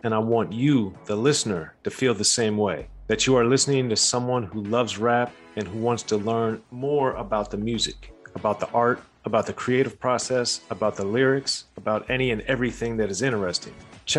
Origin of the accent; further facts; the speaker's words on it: Maryland, United States; Growing up in Maryland, I didn't have any connections to the rap industry.